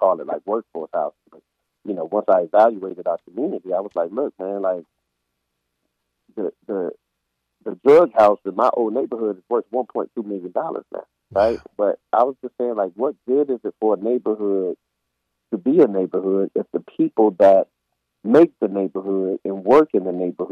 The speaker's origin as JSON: {"language": "English", "area": "Tobacco Road", "region": "North Carolina", "country": "United States", "tie": "born or raised there", "said": "we grew up around here on Tobacco Road"}